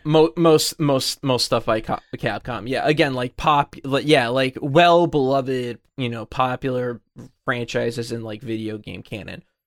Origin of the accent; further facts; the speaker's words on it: United States; as an American